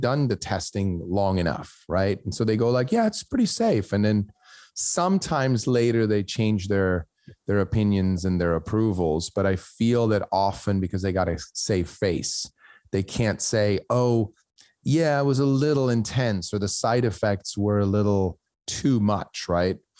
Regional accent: Switzerland; moved away; I grew up in Switzerland where my school counselor looked at my grades in my last year of high school

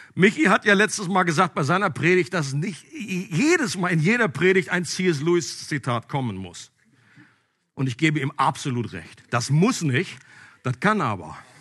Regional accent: Einbeck, Lower Saxony, Germany; Wir sind nämlich beide aus Einbeck gebürtig

